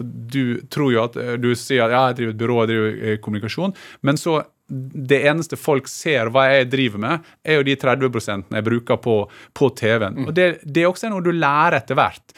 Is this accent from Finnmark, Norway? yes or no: no; Gursken, Møre og Romsdal, Norway; moved away; jeg er veldig knytta til uh, heimstaden min